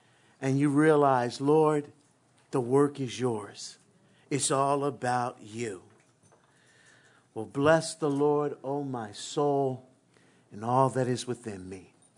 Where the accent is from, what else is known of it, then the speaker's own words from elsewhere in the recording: Philadelphia, Pennsylvania, United States; growing up in West Philly, born and raised, sometimes you just kind of have a lot of mouth